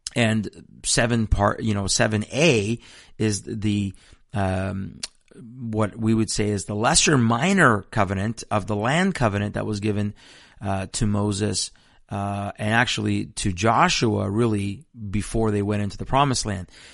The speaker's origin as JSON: {"language": "English", "country": "Iran", "tie": "born or raised there", "moved": "yes", "said": "I'm from Iran. I was born in a nation that is an avowed enemy of Israel"}